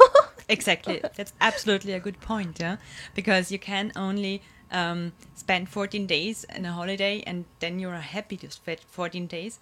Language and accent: English; Vienna, Austria; I'm born and raised in Vienna